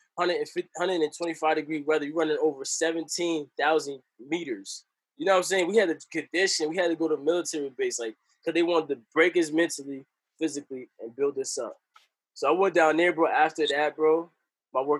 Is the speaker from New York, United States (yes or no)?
yes; New York, United States; I'm from New York